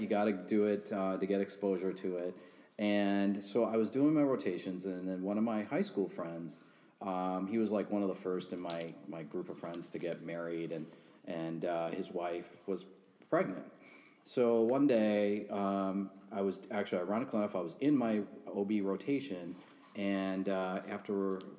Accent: India; Like, I am Indian. I am not Italian. You can look up my last name.

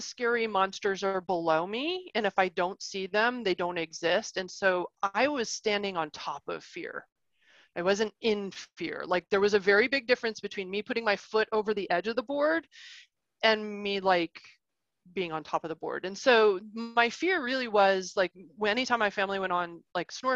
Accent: Arkansas, United States; moved away; also born or lived in Ohio / Chicago area, Illinois; I was born in Ohio, but I grew up in Arkansas

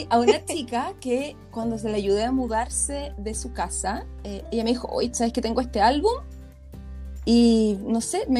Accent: Viña del Mar, Valparaíso, Chile; soy de Viña.

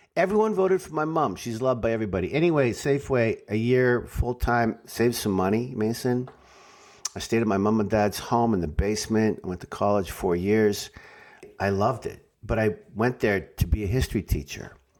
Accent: Saskatoon, Saskatchewan, Canada; moved away as an adult; also born or lived in Toronto; now in Los Angeles, United States; it's my hometown

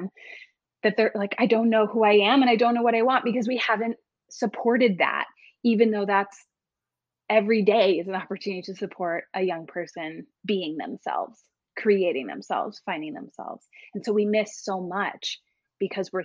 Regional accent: East Coast, United States; I grew up on the East Coast

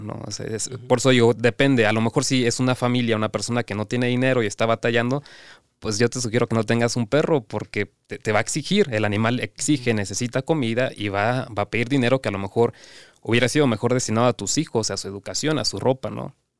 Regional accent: Cancún, Quintana Roo, Mexico; yo soy de Cancún

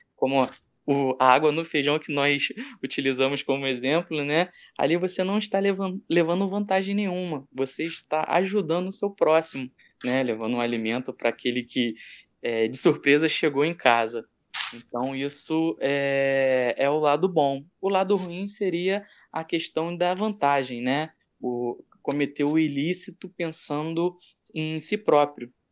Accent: Brazil; nós somos brasileiros

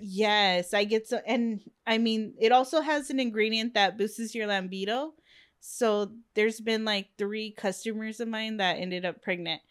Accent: Long Beach, California, United States; it's my hometown

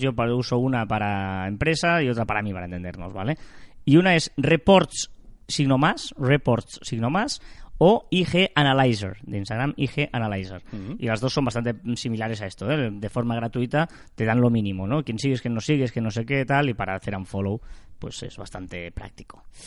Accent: Sabadell, Catalonia, Spain; los que somos de Sabadell

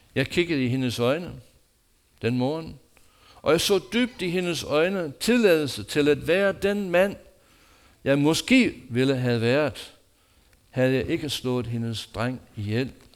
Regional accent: United States; Danish is a second language; now in Denmark; mit hjemland USA

